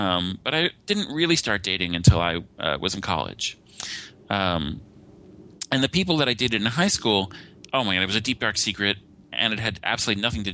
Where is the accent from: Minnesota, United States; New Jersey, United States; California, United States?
New Jersey, United States; I grew up in the New Jersey area.